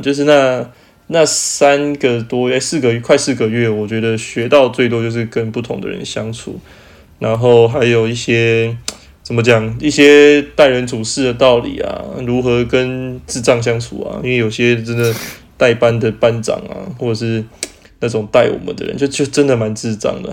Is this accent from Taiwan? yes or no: yes; Taiwan; moved away; also born or lived in Germany; 我们其他台湾人